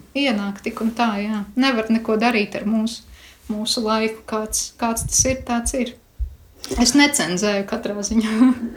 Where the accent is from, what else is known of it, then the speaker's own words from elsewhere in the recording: Krāslava, Latvia; no krāslos